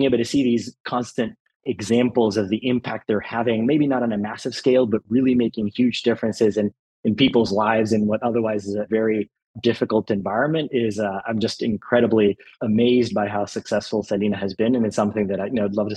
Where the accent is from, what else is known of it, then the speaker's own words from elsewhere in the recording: El Salvador; moved away; growing up in El Salvador